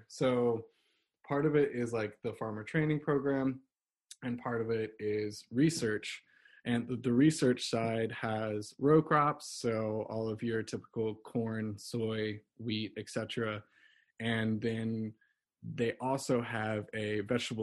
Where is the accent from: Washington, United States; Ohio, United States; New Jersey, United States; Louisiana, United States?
Louisiana, United States; moved away as an adult; now in Kutztown, United States; I'm originally from Louisiana, but I moved here for the Rodale